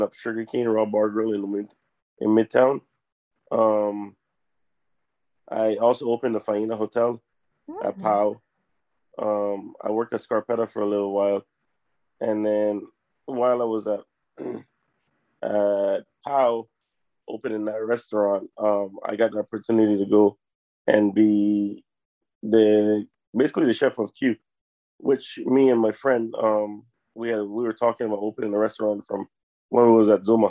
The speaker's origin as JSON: {"language": "English", "country": "U.S. Virgin Islands", "tie": "born or raised there", "said": "I grew up in the Virgin Islands. That's where I'm from, St. Croix."}